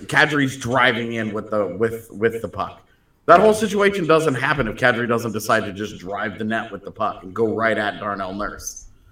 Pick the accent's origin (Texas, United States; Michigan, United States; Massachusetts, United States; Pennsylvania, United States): Texas, United States; Katy; growing up in Katy